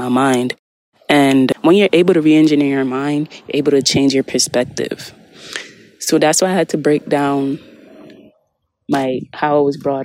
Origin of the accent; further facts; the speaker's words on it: United States; the American culture I was brought up on